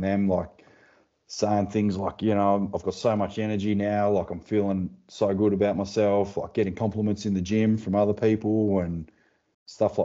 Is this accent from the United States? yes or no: no; Tasmania, Australia; I'm from Tasmania. So just from the little island down under the big one